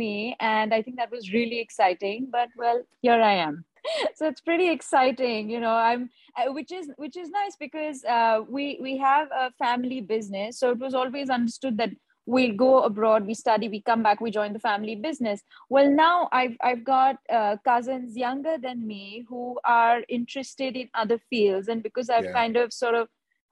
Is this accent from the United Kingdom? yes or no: no; India; also born or lived in Dubai; now in Mumbai, India; I'm based in Mumbai. I'm an Indian artist.